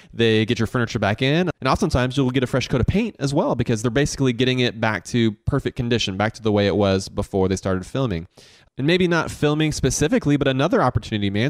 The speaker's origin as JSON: {"language": "English", "town": "Augusta", "region": "Georgia", "country": "United States", "tie": "born or raised there", "said": "Growing up in Augusta"}